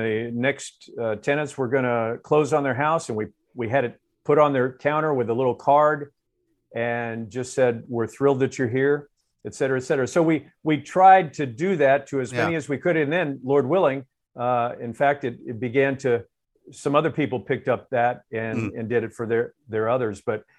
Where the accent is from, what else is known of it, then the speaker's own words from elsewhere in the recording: Florida, United States; moved away; I'm from Florida